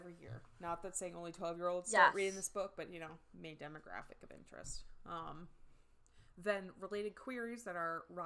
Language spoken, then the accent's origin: English; United States; I'm American